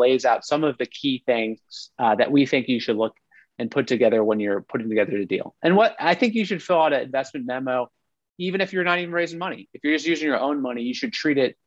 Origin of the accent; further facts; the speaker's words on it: Ohio, United States; I'm from Ohio, you know, but Youngstown, Ohio